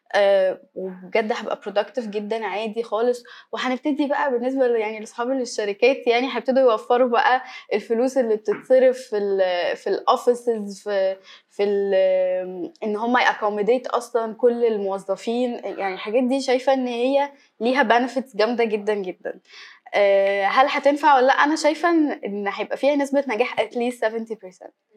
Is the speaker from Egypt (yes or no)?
yes; Egypt; إحنا كمصريين